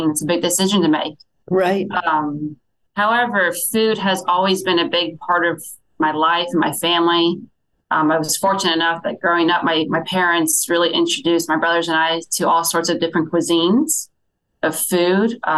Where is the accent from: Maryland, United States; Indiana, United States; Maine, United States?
Indiana, United States; Fort Wayne; I grew up in Fort Wayne, Indiana. Shortly after graduating high school, I stayed in town